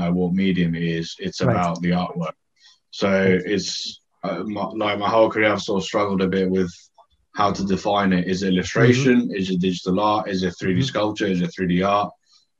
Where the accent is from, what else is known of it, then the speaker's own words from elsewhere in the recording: Greece; now in Scotland, United Kingdom; growing up in Greece